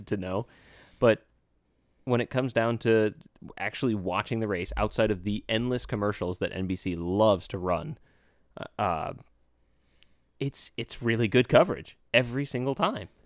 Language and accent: English; United States; we're American